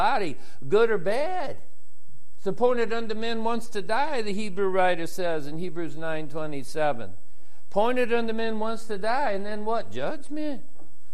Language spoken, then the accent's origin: English; United States; Vietnamese, we're from America